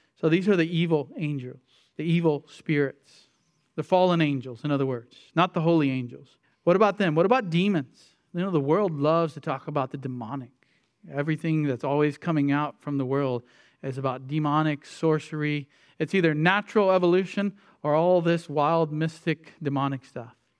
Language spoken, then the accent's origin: English; United States; as American Christians